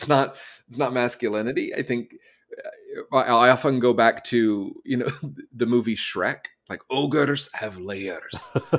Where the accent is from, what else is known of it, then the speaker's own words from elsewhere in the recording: Southeast, United States; now in Los Angeles, United States; I'm originally from the East Coast, from the Southeast of the United States. I now live in Los Angeles.